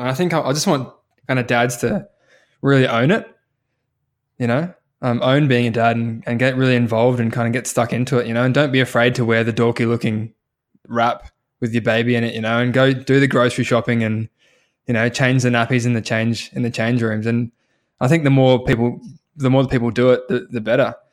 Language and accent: English; New Zealand; now in Australia; I was born in New Zealand